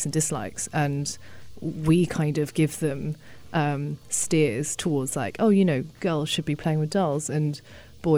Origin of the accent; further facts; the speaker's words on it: United Kingdom; I grew up in the UK, and I'm not English. I mean, my parents came from China